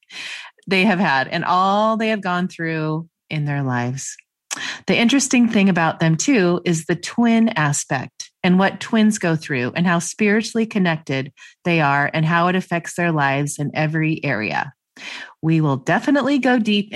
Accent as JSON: {"language": "English", "town": "Gig Harbor", "region": "Washington", "country": "United States", "tie": "born or raised there", "said": "coming from my hometown of, well, Gig Harbor, but Seattle"}